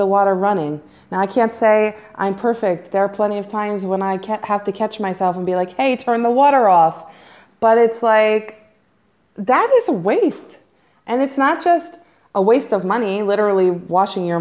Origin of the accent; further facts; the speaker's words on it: United States; moved away as an adult; now in Israel; as an American